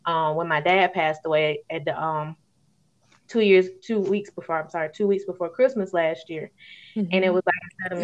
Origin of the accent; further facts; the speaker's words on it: Alabama, United States; if y'all can probably tell it in my accent, I'm an Alabama native, born and raised, been here all my life